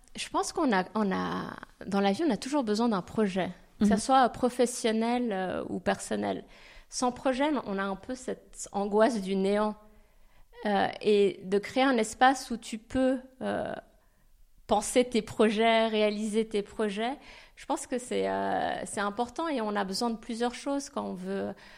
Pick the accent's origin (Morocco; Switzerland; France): Switzerland; Geneva; moved away; je suis originaire de Genève, je suis née à Genève